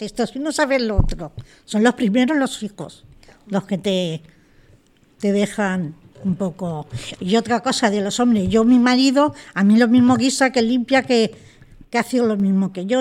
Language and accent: Spanish; Madrid, Community of Madrid, Spain; Yo soy de Villaverde, nacida, me he peleado con mucha gente para defender mi barrio